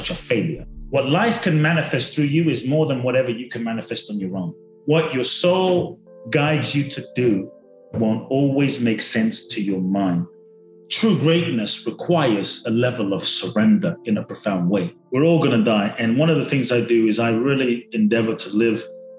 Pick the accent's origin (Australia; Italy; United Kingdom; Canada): United Kingdom; London; moved away as an adult; also born or lived in Ghana / Mexico; now in Los Angeles, United States; I grew up in London. I live in LA and Mexico part-time